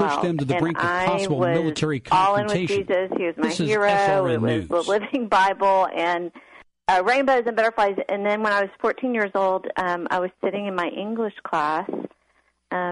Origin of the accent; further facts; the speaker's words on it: Austin, Texas, United States; I grew up in Austin, was a sleepy town back then, and I had a safe little neighborhood